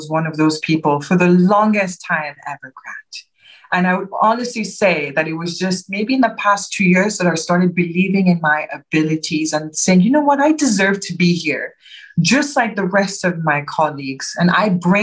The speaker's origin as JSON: {"language": "English", "country": "Nigeria", "tie": "born or raised there", "moved": "yes", "lives_now": "United Kingdom", "said": "growing up in Nigeria"}